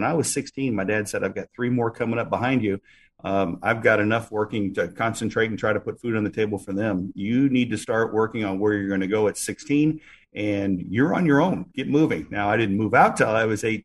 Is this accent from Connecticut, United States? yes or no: no; West Chicago, Illinois, United States; also born or lived in Golden, Illinois / Iowa / Kansas; now in Hawaii, United States; my father was a Lutheran pastor, and we had congregations outside of Chicago, a little town called West Chicago, then Golden, Illinois